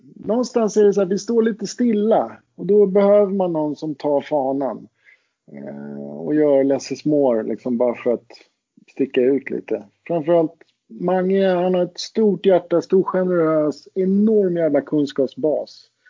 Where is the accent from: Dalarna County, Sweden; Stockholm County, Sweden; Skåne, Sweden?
Stockholm County, Sweden; Roslagen; jag kommer ju från Roslagen